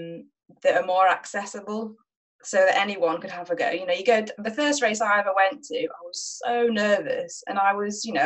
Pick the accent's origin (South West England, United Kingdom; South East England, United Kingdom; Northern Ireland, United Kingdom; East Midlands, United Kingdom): East Midlands, United Kingdom; Nottingham; I grew up in Nottingham, which isn't famed for its fells